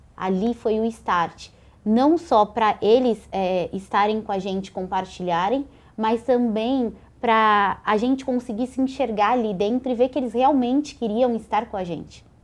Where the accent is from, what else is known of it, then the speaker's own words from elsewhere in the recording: São Paulo, Brazil; sou aqui de São Paulo